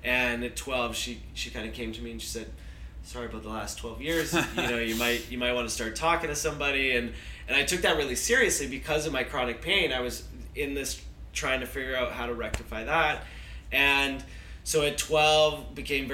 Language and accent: English; Vancouver, British Columbia, Canada; I grew up in Vancouver